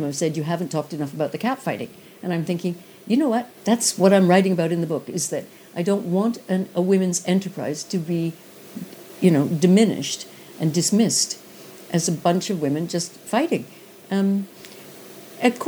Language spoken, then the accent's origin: English; Canada; moved away; being Canadian